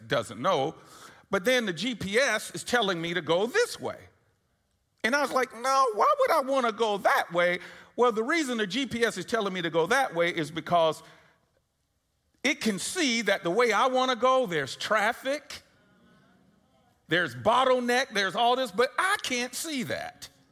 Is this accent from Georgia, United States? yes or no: yes; Atlanta, Georgia, United States; I was born and raised here in Atlanta